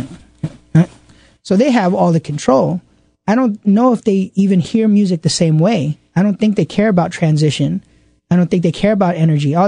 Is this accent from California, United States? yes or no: no; New York City, New York, United States; I'm from Queens